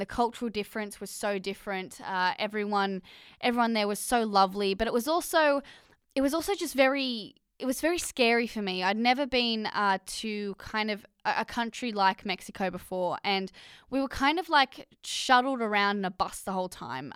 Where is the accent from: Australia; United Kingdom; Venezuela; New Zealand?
Australia; accent: Australian; my Australian accent